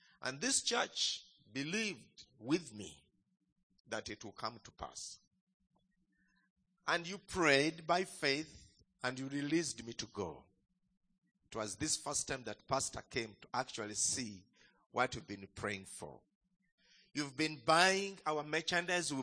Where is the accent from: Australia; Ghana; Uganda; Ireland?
Uganda; greetings from home, from Uganda